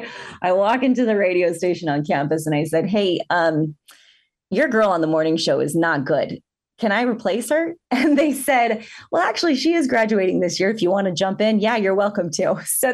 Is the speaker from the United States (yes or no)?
yes; Houston, Texas, United States; moved away as an adult; also born or lived in Southern Utah; now in St. George, United States; I grew up in Houston, Texas